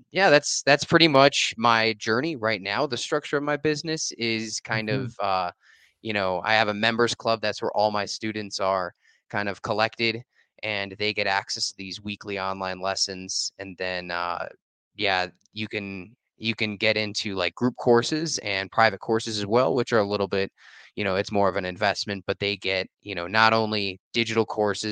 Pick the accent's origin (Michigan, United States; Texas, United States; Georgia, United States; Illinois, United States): Illinois, United States; Chicago; moved away as an adult; also born or lived in Costa Rica; I'm from Chicago originally